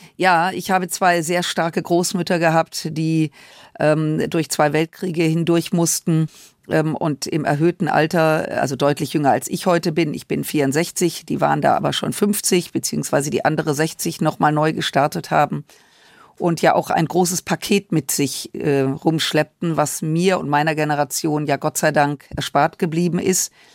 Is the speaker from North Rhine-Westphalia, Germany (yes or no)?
yes; Düsseldorf, North Rhine-Westphalia, Germany; ich bin im Rheinland groß geworden